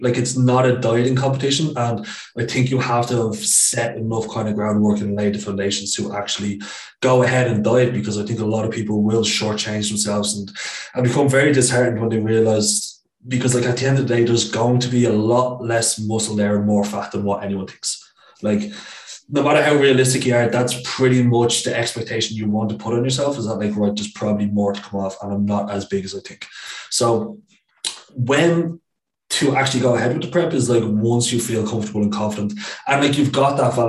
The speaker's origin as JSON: {"language": "English", "town": "Dublin", "region": "Leinster", "country": "Ireland", "moved": "as an adult", "said": "I'm from Dublin like yourself"}